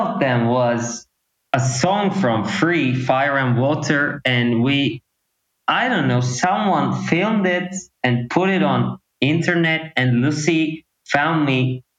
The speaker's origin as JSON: {"language": "English", "country": "Turkey", "tie": "born or raised there", "second_language": "English", "said": "you know, it was very different actually because rock music was very popular here. Like, you know, 15 years ago, 10 or 15 years ago, it was really big."}